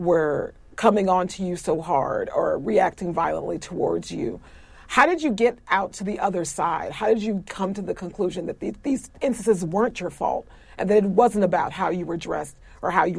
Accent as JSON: {"language": "English", "town": "Florissant", "region": "Missouri", "country": "United States", "tie": "born or raised there", "said": "the district that I was raised"}